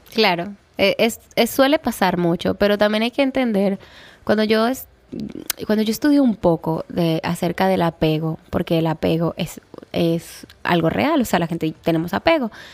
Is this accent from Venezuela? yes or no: no; Colombia; moved away as an adult; now in Dominican Republic; Yo soy de Colombia y llevo cinco años aquí en esta hermosa isla